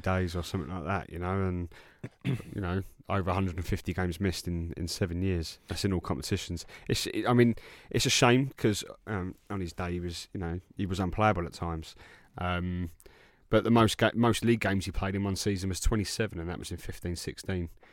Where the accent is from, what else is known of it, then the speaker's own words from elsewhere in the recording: England, United Kingdom; being English